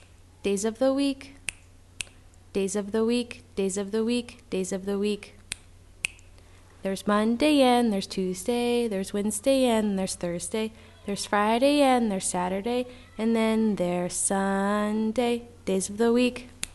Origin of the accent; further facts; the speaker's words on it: Glasgow, Scotland, United Kingdom; I'm Scottish. I come from Glasgow in Scotland.